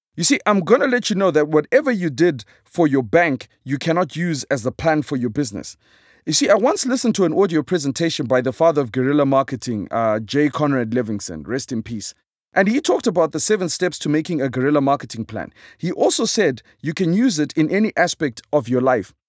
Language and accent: English; Zimbabwe; I am a comedian from Zimbabwe